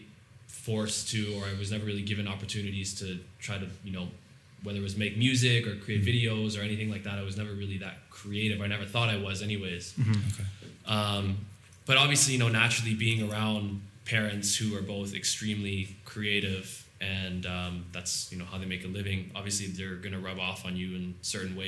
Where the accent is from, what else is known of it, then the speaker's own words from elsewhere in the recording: Toronto, Ontario, Canada; I'm from Toronto, Ontario.